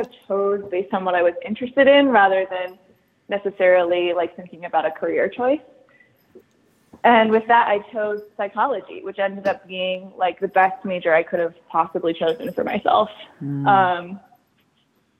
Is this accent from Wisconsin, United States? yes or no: no; Maryland, United States; moved away as an adult; also born or lived in Charleston, South Carolina; I grew up in Maryland, right outside of DC